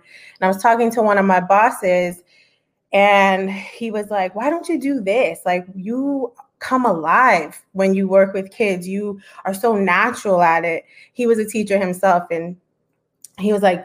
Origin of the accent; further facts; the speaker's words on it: Broward County, South Florida, United States; I grew up in Broward County, very close to Miami where I am now